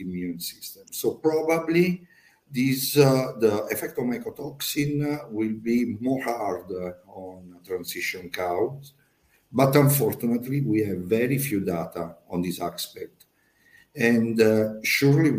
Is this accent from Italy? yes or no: yes; Po Valley, Italy; English is a second language; I am from Italy, in Po Valley.